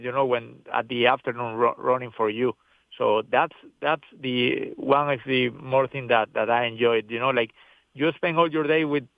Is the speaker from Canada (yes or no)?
no; Venezuela; English is a second language; moved away as an adult; now in United States; I'm very grateful to come from Venezuela. I spent my first years over there